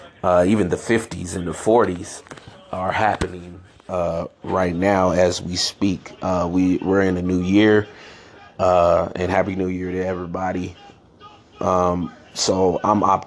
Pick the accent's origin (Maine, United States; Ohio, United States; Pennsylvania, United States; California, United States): California, United States; San Francisco; also born or lived in Chicago, Illinois; I grew up in San Francisco, California, born in Chicago, Illinois. I moved away from Chicago when I was 3 years old